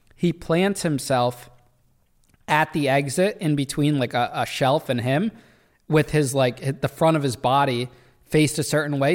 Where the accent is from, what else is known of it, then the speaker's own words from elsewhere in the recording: Danbury, Connecticut, United States; That's how I ended up in Danbury, which is my hometown